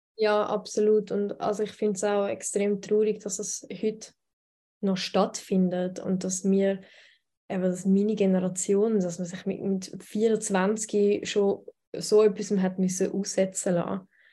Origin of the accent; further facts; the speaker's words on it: Switzerland; Ich bin aber in der Schweiz geboren und da aufgewachsen